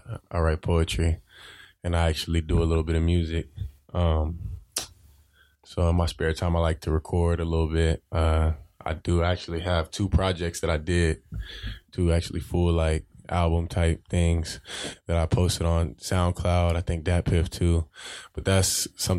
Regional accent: San Diego, California, United States; moved away; where I grew up back in San Diego, this little diverse, real diverse neighborhood called City Heights

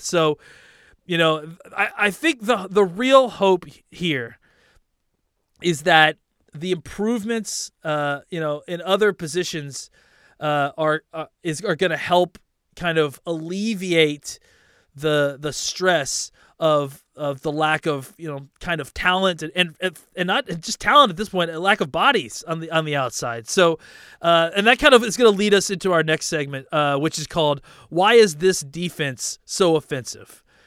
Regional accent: Dallas, Texas, United States; now in Los Angeles, United States; I grew up in Dallas, and I live out here in Los Angeles now

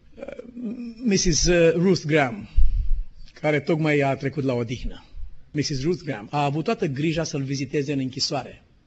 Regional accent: Romania; suntem români

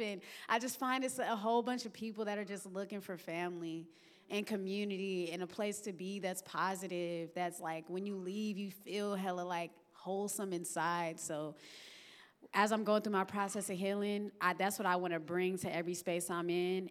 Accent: Vallejo, California, United States; also born or lived in Oakland; I'm from Vallejo, California

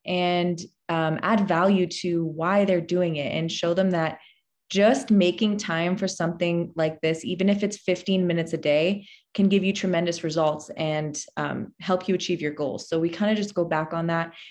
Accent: Canada; moved away as an adult; now in Texas, United States; I'm actually Canadian, so I came from Canada all the way to Texas to um, start my life here with my husband.

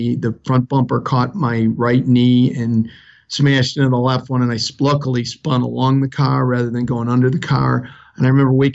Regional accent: Chicago, Illinois, United States; accent: South Side of Chicago; I was born in the city of Chicago. Some people will laugh and say, you have an accent. They'll say, I have an accent too. You sound like a guy from the south side of Chicago. And that's true. I grew up around Midway Airport there

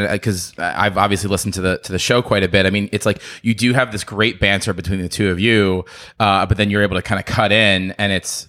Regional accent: Philadelphia, Pennsylvania, United States; that's like my hometown. First of all, my hometown. Yeah. So go Eagles, go Birds.

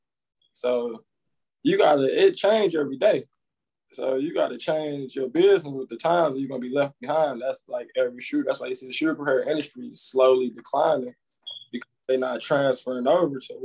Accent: Highland Park, Michigan, United States; born and raised Highland Park, Michigan

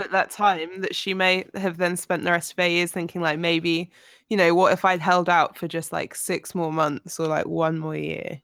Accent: United Kingdom; as a Brit in s, the southern states of America

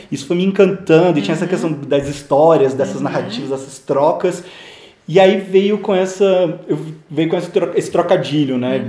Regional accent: Brasília, Federal District, Brazil; also born or lived in Sweden; eu não nasci no, no, no Brasil, nasci durante o doutorado do meu pai na Suécia. E vim para cá com quatro anos, para Brasília.

